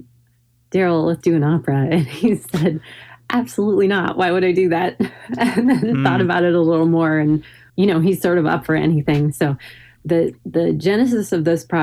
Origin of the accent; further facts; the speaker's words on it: Hillsboro, Oregon, United States; now in Portland, United States; growing up in Hillsborough, you know, which is, I think, 20 miles west